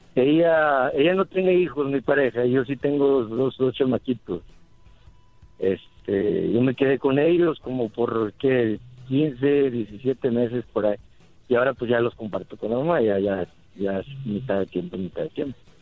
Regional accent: San Nicolás, Mexico; moved away; Soy de San Nicolás

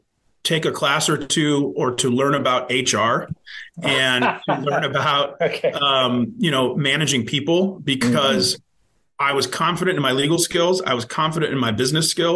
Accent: Cleveland, Ohio, United States; also born or lived in Columbus, Ohio; growing up in Ohio, growing up in Cleveland

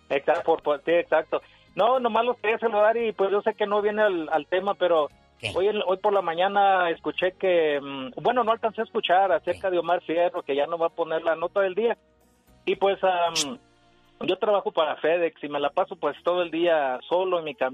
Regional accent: El Salvador; yo soy Salvatrucha.

